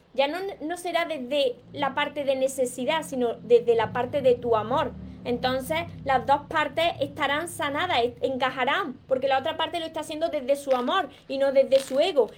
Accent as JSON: {"language": "Spanish", "town": "Córdoba", "region": "Andalusia", "country": "Spain", "said": "te encanta mi acento, pues soy de Córdoba, de, Córdoba, Andalucía, por eso me como las S, me como las palabras"}